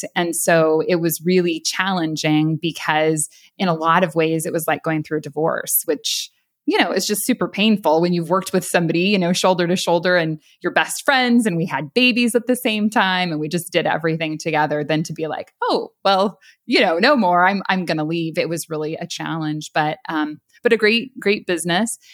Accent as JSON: {"language": "English", "area": "San Luis Obispo County", "region": "California", "country": "United States", "tie": "born or raised there", "moved": "as an adult", "lives_now": "Florida, United States", "said": "I actually grew up in San Luis Obispo County area in California"}